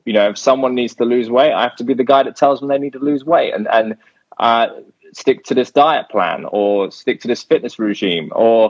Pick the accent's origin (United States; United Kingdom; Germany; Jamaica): United Kingdom; I'm British.